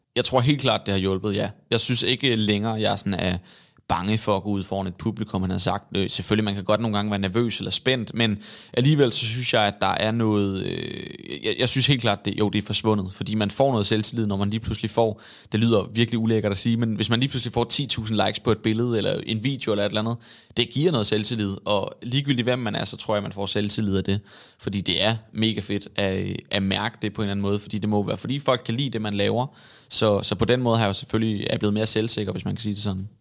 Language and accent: Danish; Svendborg, Southern Denmark, Denmark; now in Copenhagen, Denmark; det er Svendborg, hvor jeg kommer fra. Men det må være, fordi jeg er vokset op